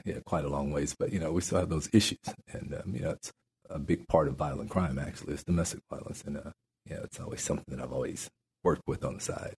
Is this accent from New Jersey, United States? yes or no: no; New Mexico, United States; also born or lived in Natchitoches Parish, Louisiana; now in Shreveport, United States; my grandparents moved my brother and I to New Mexico, mm. and I grew up in New Mexico